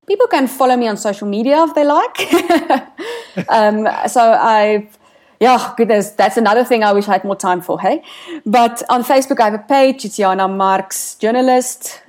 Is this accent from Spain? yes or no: no; South Africa